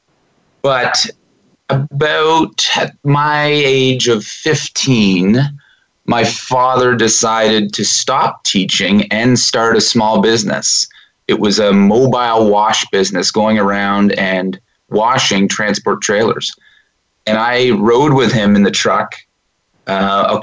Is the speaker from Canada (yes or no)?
yes; Peterborough, Ontario, Canada; now in Toronto, Canada; Peterborough was a nice size place to grow up.